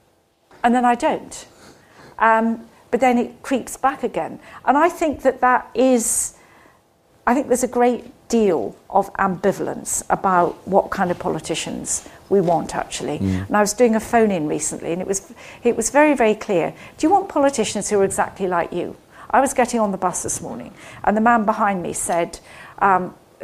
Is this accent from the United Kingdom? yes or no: yes; Scotland, United Kingdom; now in London, United Kingdom; I grew up in Scotland